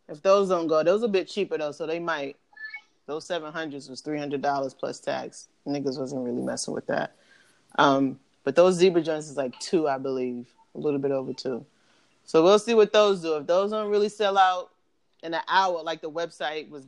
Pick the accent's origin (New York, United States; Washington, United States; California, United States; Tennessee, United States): New York, United States; I'm from New York